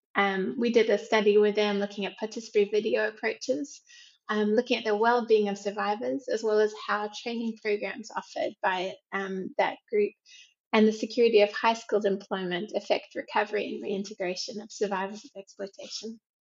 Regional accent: Australia; moved away as an adult; also born or lived in South Africa; now in Macau, China; I'm originally from Australia

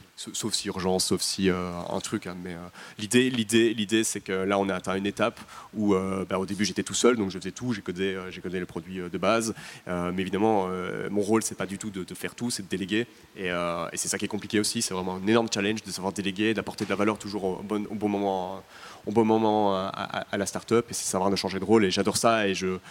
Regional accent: Belgium; je suis belge

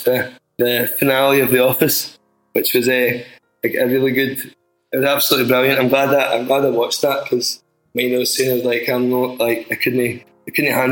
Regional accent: near Glasgow, Scotland, United Kingdom; I'm from near Glasgow.

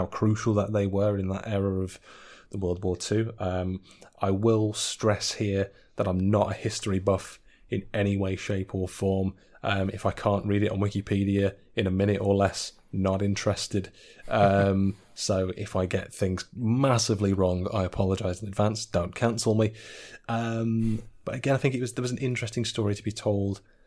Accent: Staffordshire, West Midlands, United Kingdom; now in Leeds, United Kingdom; my hometown back in the Midlands in Staffordshire

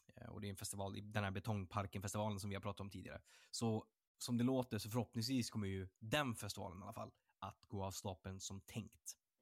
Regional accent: Örnsköldsvik, Västernorrland County, Sweden; moved away; jag kommer ju från, från Örnsköldsvik, jag kommer från Norrland

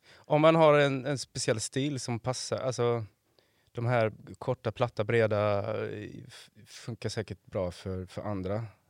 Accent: Floda, Västra Götaland, Sweden; moved away as an adult; now in Varberg, Sweden; jag är ifrån eh, Floda

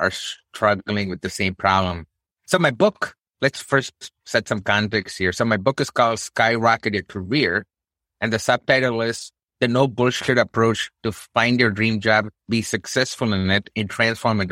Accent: India; now in United States; I'm brown Indian dude. Of course, from my thick Texas accent, you already probably know it's not born in the United States.

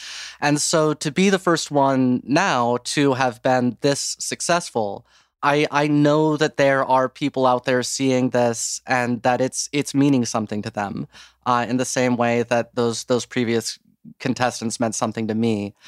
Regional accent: Dayton, Ohio, United States; Dayton, Ohio.

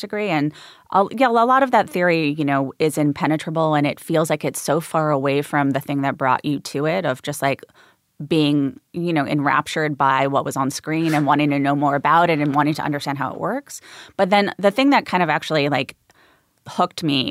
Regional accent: Los Angeles, California, United States; I grew up in Studio City

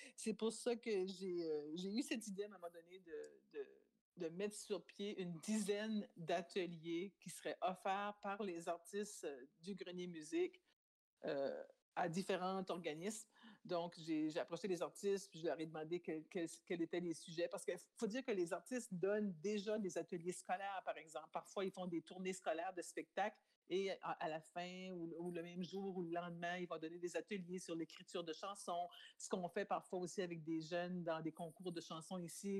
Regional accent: New Brunswick, Canada; first language French; also born or lived in France; on est acadien, on vient du Nouveau-Brunswick

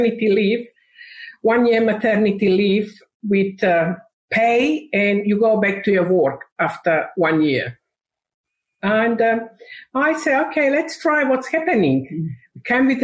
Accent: North Macedonia; English is a second language; moved away as an adult; now in Australia; I was born in Macedonia in 1999 we migrated to Australia

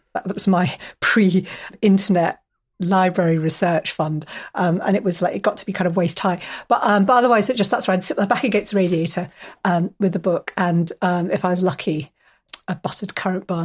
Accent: Kingston upon Thames, London, United Kingdom; I went to school in Wimbledon, and I grew up near Wimbledon in Kingston-upon-Thames

